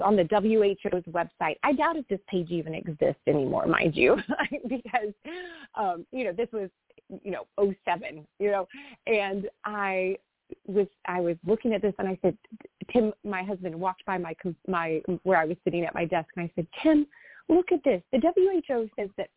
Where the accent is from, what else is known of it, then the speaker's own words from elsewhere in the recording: Austin, Texas, United States; also born or lived in Dallas-Fort Worth area, Texas; I'm a sixth generation Texan and was born and raised in Austin.